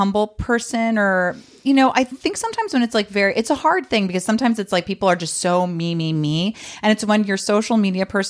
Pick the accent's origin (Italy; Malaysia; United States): United States; New York; now in Los Angeles, United States; I'm from New York